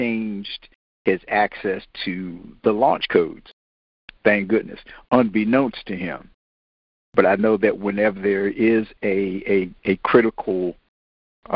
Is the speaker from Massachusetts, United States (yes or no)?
no; Washington, District of Columbia, United States; me growing up in Washington